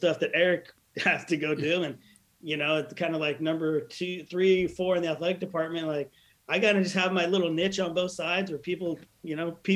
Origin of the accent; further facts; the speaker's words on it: Southern California, United States; I grew up in Southern California